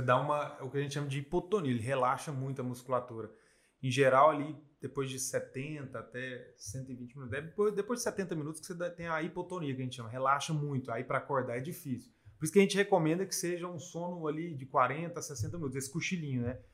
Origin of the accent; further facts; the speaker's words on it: Brazil; como nós brasileiros, a gente come sempre arroz, feijão e carne